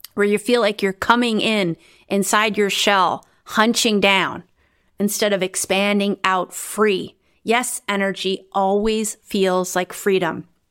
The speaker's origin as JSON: {"language": "English", "country": "United States", "also_born_or_lived": "Romania", "moved": "as an adult", "lives_now": "Netherlands", "said": "I'm originally from the United States"}